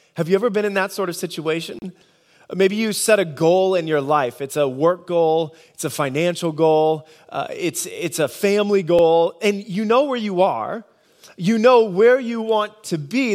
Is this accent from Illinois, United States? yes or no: no; Nebraska, United States; moved away; I grew up in Nebraska.